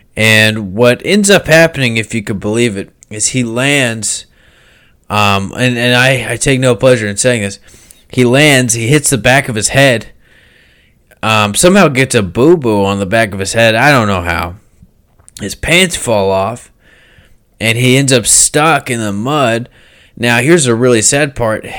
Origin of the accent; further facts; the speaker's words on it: United States; I'm an American